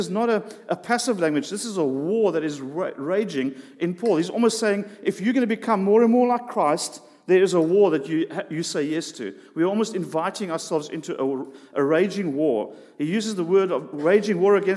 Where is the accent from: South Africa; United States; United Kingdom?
South Africa; We grew up in South Africa